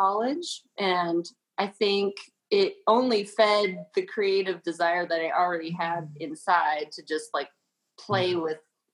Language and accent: English; Colorado, United States; I came from Colorado